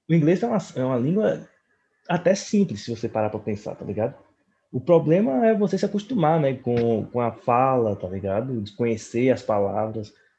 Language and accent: Portuguese; Americana, São Paulo, Brazil; na minha cidade natal, americana